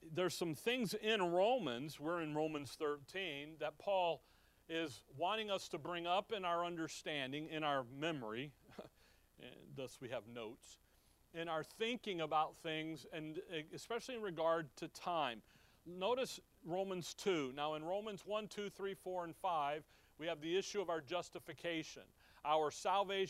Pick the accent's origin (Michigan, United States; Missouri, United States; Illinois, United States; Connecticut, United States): Illinois, United States; Chicago; When we were growing up in Chicago